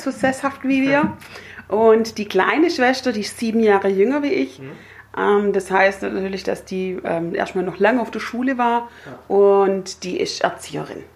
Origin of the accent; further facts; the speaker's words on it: Herrenberg, Baden-Württemberg, Germany; moved away as an adult; now in Öhringen, Germany; bin aufgewachsen und, und habe ja gelebt bis zu meinem 20. Lebensjahr im schönen Haslach.